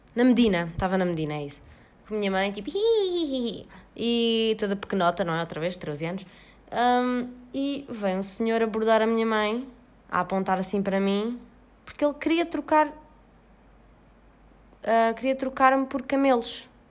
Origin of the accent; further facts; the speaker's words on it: Portugal; eu ia voltar para o meu país de origem